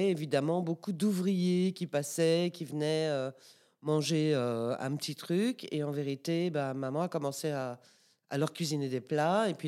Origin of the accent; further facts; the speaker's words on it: DR Congo; born there; en fait, oui, je suis née au Congo belge. Mes quatre grands-parents euh, euh, habitaient au Congo belge. Mes parents se sont connus, fiancés, mariés. J'y suis née.